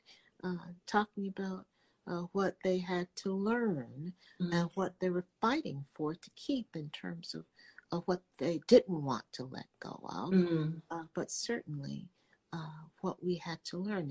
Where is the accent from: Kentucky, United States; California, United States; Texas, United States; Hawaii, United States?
Texas, United States; Dallas; I'm from Dallas, Texas, graduated from Southern Methodist University